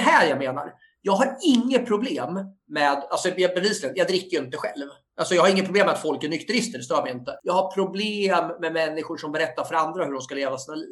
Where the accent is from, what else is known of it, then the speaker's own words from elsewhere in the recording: Sweden; jag är uppväxt i Felixbro